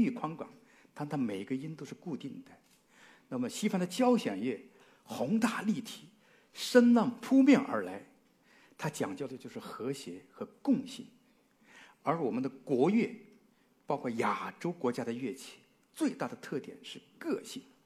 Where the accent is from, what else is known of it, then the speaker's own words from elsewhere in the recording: China; 因为我们中国人喜欢吃饭讲什么？五味俱全